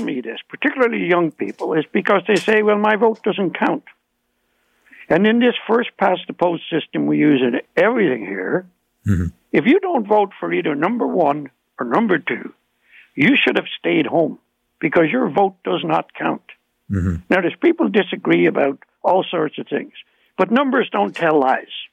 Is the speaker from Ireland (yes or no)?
yes; Ireland; accent: Irish; now in Ontario, Canada; you can hear my Irish accent